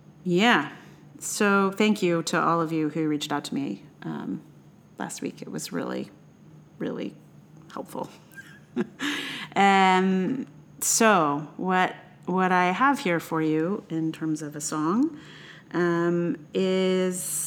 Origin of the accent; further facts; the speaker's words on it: Charlottesville, Virginia, United States; now in New York City, United States; I'm from Charlottesville, and I live in New York.